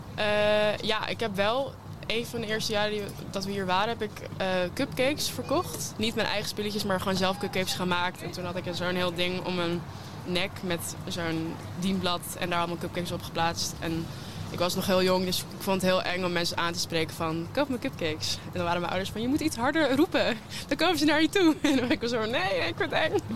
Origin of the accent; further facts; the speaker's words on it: United States; now in Netherlands; ik kom zelf uit Amerika, dus ik heb ik ben hier niet opgegroeid.